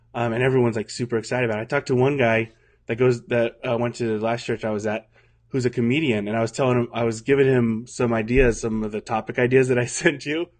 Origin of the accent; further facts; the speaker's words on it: Santa Rosa, California, United States; I worked at a Covenant Church here in Santa Rosa, the one that I grew up